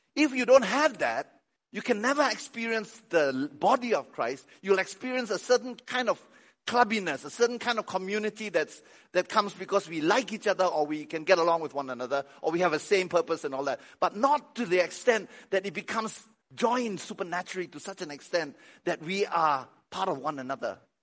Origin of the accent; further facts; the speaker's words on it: Malaysia; moved away; I'm Malaysian, I'm Chinese